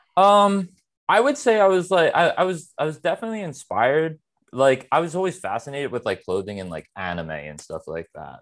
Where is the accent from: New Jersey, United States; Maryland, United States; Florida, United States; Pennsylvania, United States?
Pennsylvania, United States; Philadelphia; I'm born and raised in Philadelphia, uh, a, a part of the city, like, northeast Philadelphia